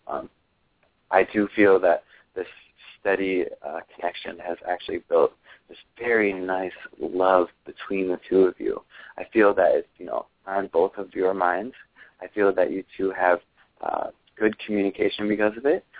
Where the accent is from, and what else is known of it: Ohio, United States; born or raised there